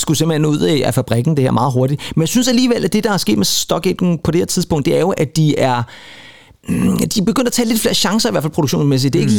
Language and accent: Danish; Rønnebæk, Zealand, Denmark; jeg er lige præcis ikke i besøg i min fødeby